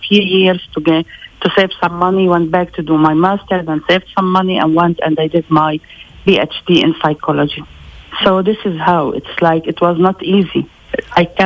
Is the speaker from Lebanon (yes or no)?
yes; Lebanon; Even if I was born in Lebanon, I'm still Palestinian. I'm a Palestinian refugee